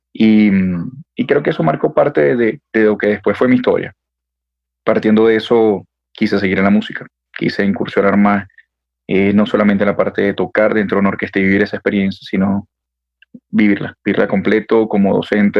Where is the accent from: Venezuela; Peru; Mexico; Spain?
Venezuela; moved away as an adult; now in Bogotá, Colombia; tres años aproximadamente viviendo acá en la ciudad de Bogotá, em, de Venezuela, digamos que también de familia colombiana